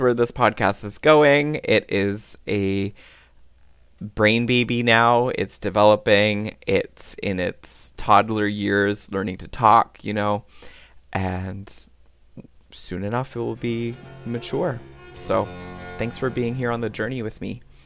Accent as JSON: {"language": "English", "region": "Newfoundland and Labrador", "country": "Canada", "moved": "yes", "lives_now": "Ottawa, Canada", "said": "our Newfie charm"}